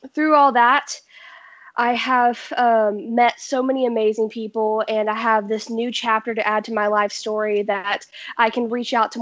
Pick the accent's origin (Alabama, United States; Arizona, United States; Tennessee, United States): Tennessee, United States; Nashville; I am a 16-year-old singer-songwriter born and raised in Nashville, Tennessee.